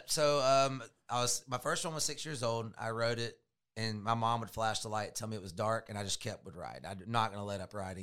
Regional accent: Georgia, United States; also born or lived in Florida; We moved back to Georgia from Florida.

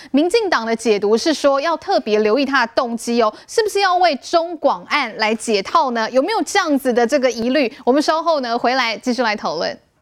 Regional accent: Taiwan; 我们台湾人

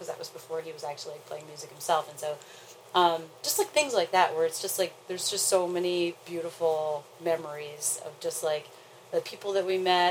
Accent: Long Island, New York, United States; I'm from Long Island

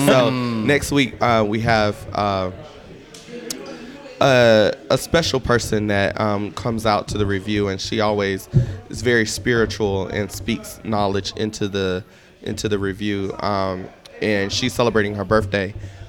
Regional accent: Columbia, South Carolina, United States; now in Greenville, United States; I'm from Columbia, but I live in Greenville now.

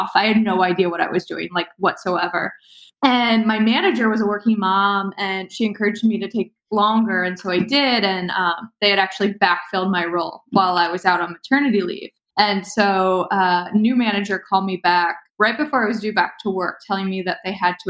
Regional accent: Cincinnati, Ohio, United States; moved away as an adult; move back to my hometown of Cincinnati

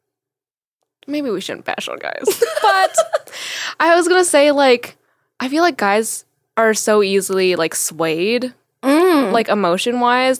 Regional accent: Vancouver, British Columbia, Canada; I'm from Vancouver, so I don't have that accent.

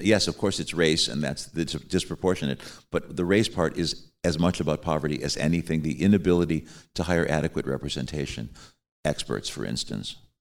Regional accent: Chicago, Illinois, United States; I'm from Chicago and I've known all those guys since we grew up together

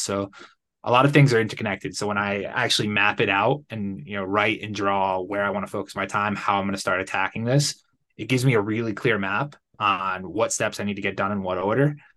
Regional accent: Connecticut, United States; moved away as an adult; also born or lived in Playa del Carmen, Mexico; now in Guadalajara, Mexico; I'm originally from Connecticut.

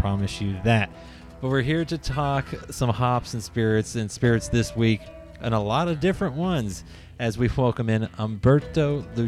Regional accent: West Virginia, United States; now in Kentucky, United States; I grew up in West Virginia, you know, mountains everywhere around me.

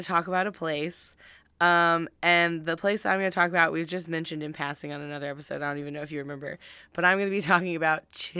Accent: the South, United States; growing up in the South.

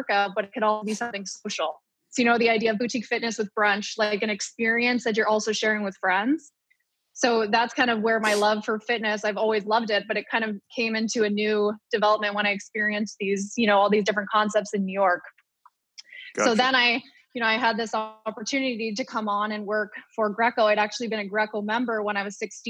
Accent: Ottawa, Ontario, Canada; moved away as an adult; also born or lived in Purdue University, Indiana, United States; I was born in Ottawa, born and raised, competitive swimmer for 17 years

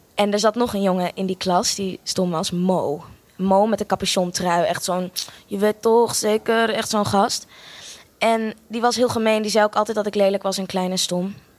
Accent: Australia; moved away; also born or lived in Amsterdam, Netherlands; Ik eh, ben eh, geboren in Amsterdam. Sorry, ik ben een heel groot deel van mijn leven opgegroeid ook in Australië

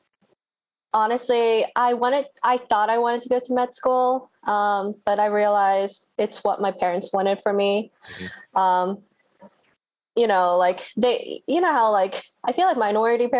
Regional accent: Baltimore, Maryland, United States; I'm born and raised in Baltimore. I've lived here my whole life

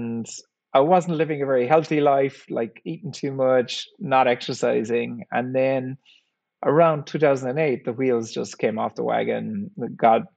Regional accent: Ireland; I grew up in Ireland in the 1970s, and we didn't have a whole lot of money, worked on a farm

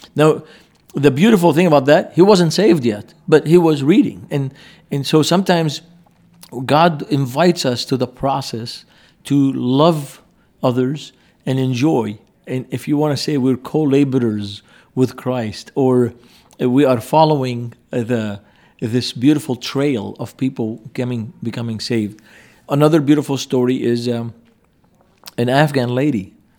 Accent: Beirut, Beirut Governorate, Lebanon; moved away; I grew up in Beirut.

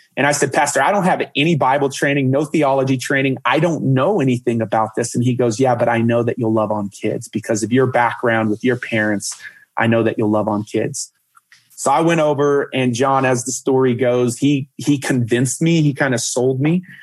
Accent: Dallas, Texas, United States; I grew up in Dallas, Texas with my parents

